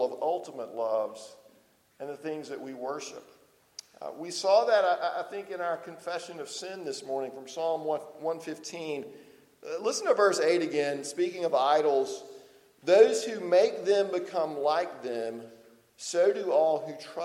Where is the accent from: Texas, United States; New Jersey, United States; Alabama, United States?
Alabama, United States; Lower; moved away; when I go home to Lower Alabama, I talk even more like I'm from Lower Alabama than I do now